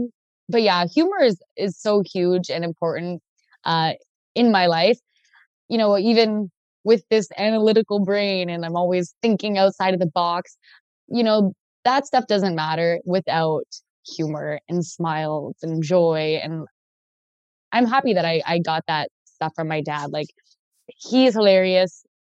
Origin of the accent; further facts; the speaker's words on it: Ontario, Canada; Ontario, I'm from Canada.